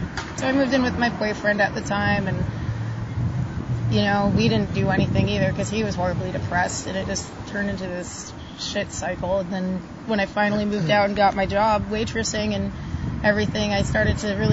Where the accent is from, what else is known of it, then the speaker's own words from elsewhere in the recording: Massachusetts, United States; moved away as an adult; I'm from Massachusetts, suburb up northern area, by like over by Seabrook, like New Hampshire area.